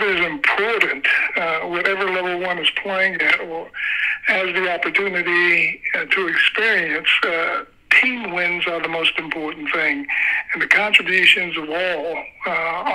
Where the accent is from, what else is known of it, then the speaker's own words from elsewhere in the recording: Warren, Ohio, United States; my hometown of Warren, Ohio